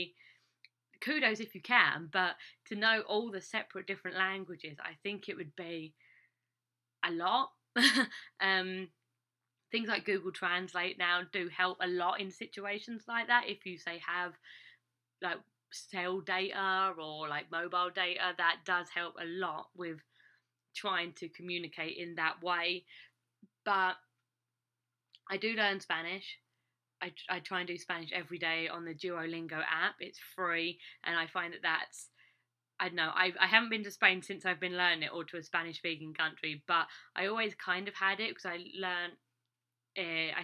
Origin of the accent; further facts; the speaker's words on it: England, United Kingdom; moved away as an adult; now in United States; I'm English